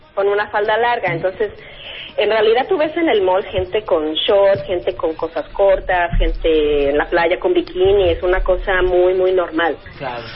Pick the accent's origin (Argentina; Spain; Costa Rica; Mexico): Mexico; moved away as an adult; also born or lived in Mexico City / India; now in Dubai, United Arab Emirates; Salí de México a los 20